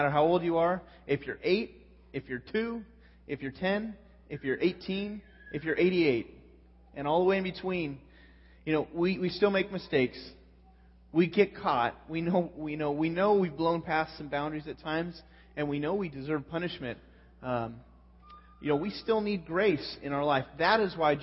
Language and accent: English; California, United States; I'm from California